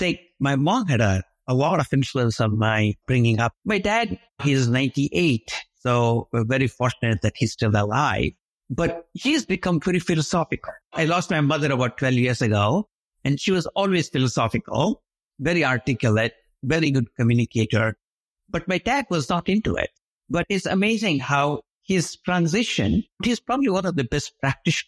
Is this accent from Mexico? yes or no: no; India; moved away as an adult; now in United States; growing up in India